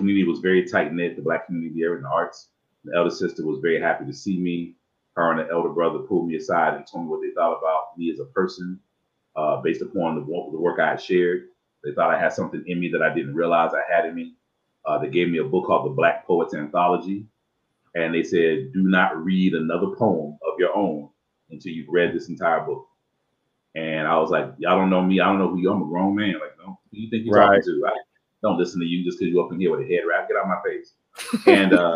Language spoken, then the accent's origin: English; Dayton, Ohio, United States; also born or lived in Cincinnati, Ohio / Tucson, Arizona / Phoenix, Arizona / Charlotte, North Carolina; now in Los Angeles, United States; I was raised in Dayton, Ohio. So I'm a Midwest boy at heart